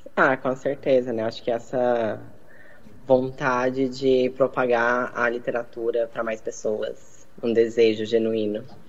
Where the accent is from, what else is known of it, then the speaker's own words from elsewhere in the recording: Minas Gerais, Brazil; Eu sou mineira.